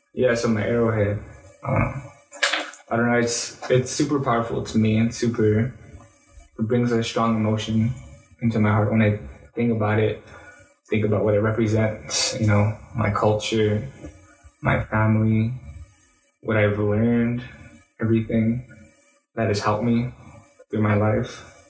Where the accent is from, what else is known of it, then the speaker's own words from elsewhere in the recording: Albuquerque, New Mexico, United States; moved away as an adult; also born or lived in Laguna Pueblo, New Mexico; now in Denver, United States; growing up in New Mexico, specifically Albuquerque, you know, it's predominantly uh, minorities